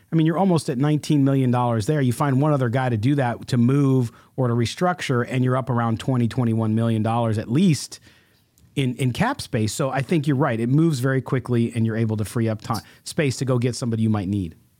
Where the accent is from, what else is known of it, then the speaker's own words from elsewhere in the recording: Chicago, Illinois, United States; moved away; I'm originally from Chicago.